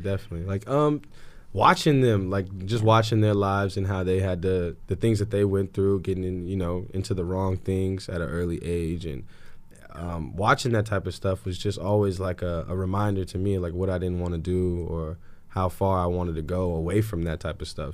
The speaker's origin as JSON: {"language": "English", "town": "Anchorage", "region": "Alaska", "country": "United States", "tie": "born or raised there", "also_born_or_lived": "California", "moved": "as an adult", "said": "Growing up in Anchorage, Alaska, real cold."}